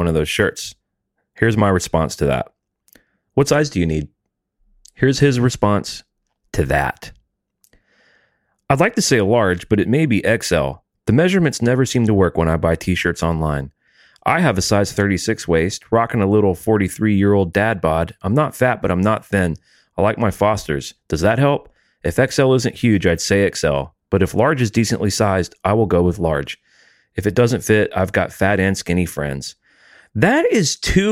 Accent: the South, United States; I'm from the South

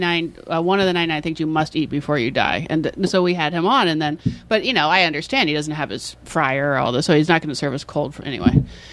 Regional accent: San Francisco, California, United States; I'm from San Francisco. We parallel park. We eat crab.

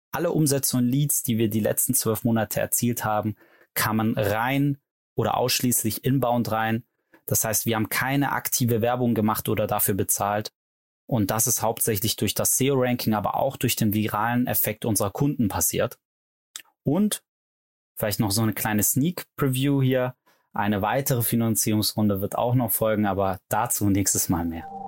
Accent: Stuttgart, Baden-Württemberg, Germany; Gegründet habe ich Lemon mit meiner Mitgründerin Anna Lörzer in Stuttgart, wo ich auch herkomme

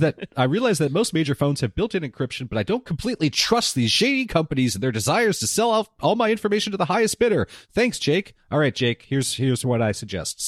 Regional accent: Southern California, United States; I, I grew up here in Southern California

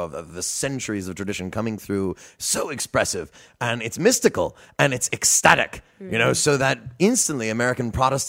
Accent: India; also born or lived in Yemen / Egypt; I'm not from New Orleans. I'm from further away than Napoleonville. Okay. I grew up in India and Yemen and Egypt.

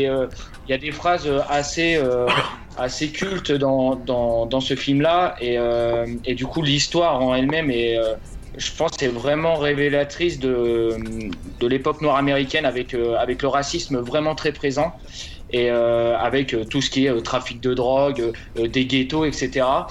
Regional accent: Montargis, Centre-Val de Loire, France; je viens de Montargis

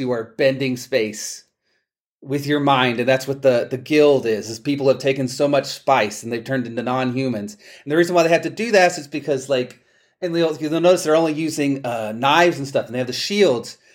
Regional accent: Palestine, Texas, United States; my hometown of Palestine, Texas

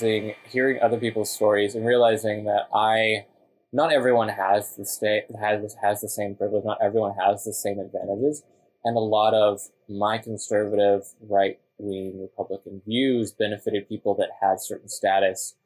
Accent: Texas, United States; growing up in Texas, there are a lot of migrant workers

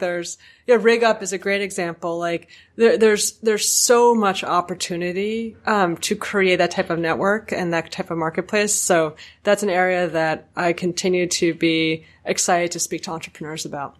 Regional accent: New York, United States; me as a New Yorker

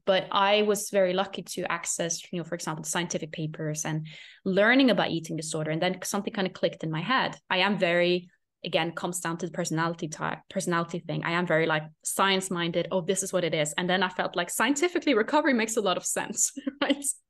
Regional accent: Norway; English is a second language; moved away; I was in Norway at this point, which is my home country

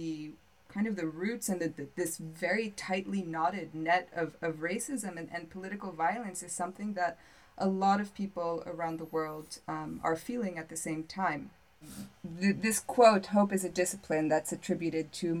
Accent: United States; moved away as an adult; also born or lived in North Africa or the Middle East; now in Athens, Greece; as an American abroad

